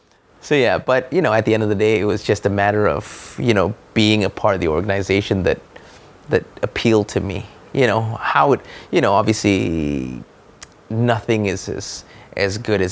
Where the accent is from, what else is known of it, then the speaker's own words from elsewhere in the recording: Malaysia; I come from Malaysia, right? With the land of the cheap.